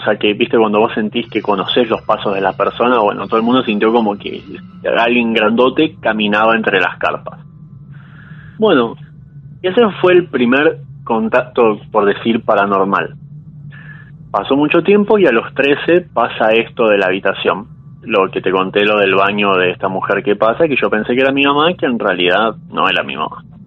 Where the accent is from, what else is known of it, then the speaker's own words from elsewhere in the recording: San Isidro, Buenos Aires Province, Argentina; also born or lived in Saavedra, Buenos Aires; now in Buenos Aires, Argentina; Yo ahora en este momento soy de San Isidro, pero estoy viviendo en Saavedra con mi novia